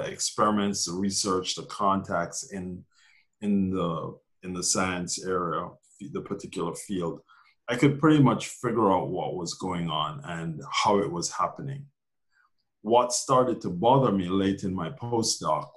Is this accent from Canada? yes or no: no; Jamaica; born or raised there; moved away as an adult; also born or lived in Glasgow, Scotland / Minneapolis, Minnesota / Massachusetts; now in New York City, United States